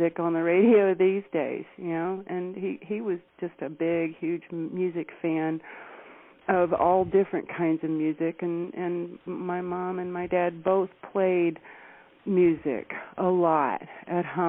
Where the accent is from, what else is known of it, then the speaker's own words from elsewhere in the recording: Chapel Hill, North Carolina, United States; I grew up in Chapel Hill, North Carolina. I'm a local girl down there